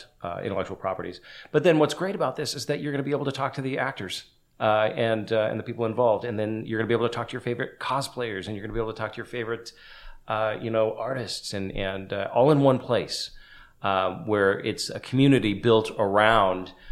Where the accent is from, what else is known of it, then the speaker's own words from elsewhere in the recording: Los Angeles, California, United States; I'm from Los Angeles